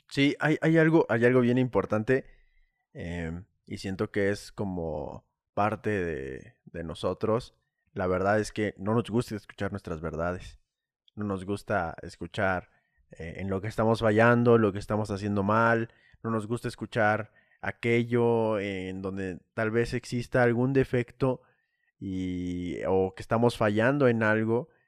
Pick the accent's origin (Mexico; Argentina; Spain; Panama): Mexico; Saltillo, Coahuila; now in Puebla, Mexico; yo soy de la ciudad norte norteña de Saltillo, Coahuila